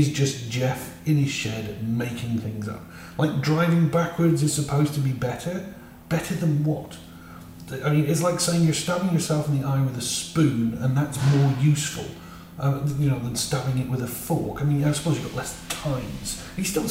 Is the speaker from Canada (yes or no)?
no; United Kingdom; I'm British